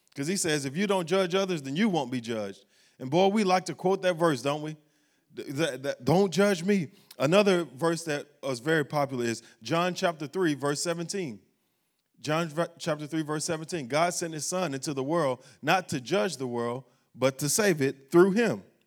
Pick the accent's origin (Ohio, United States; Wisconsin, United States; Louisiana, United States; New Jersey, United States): Louisiana, United States; Baton Rouge; moved away; we were in Baton Rouge, uh, my hometown.